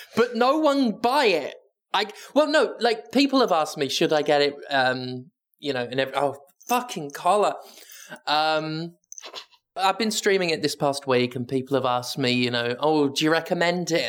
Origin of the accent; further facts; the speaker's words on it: United Kingdom; I'm British